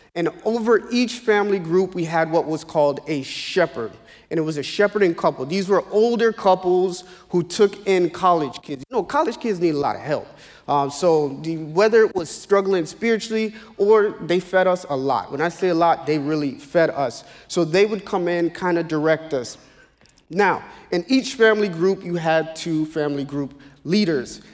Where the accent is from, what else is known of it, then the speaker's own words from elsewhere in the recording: Naples, Florida, United States; also born or lived in Ocoee, Florida; now in South Florida, United States; I was born in Naples, Florida